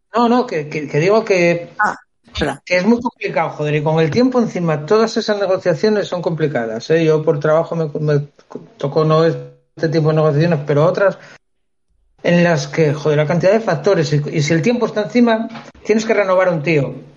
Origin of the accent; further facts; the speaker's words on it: Figaredo, Asturias, Spain; Fegaredo el equipo de mi pueblo